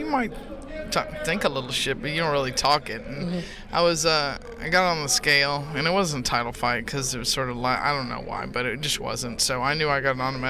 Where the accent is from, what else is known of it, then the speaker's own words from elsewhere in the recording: Hawaii, United States; moved away; also born or lived in Texas; I grew up in Hawaii and stuff, I'm a Texas girl.